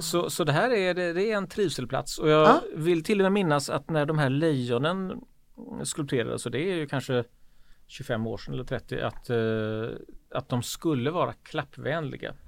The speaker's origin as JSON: {"language": "Swedish", "town": "Gothenburg", "region": "Västra Götaland", "country": "Sweden", "said": "man som göteborgare"}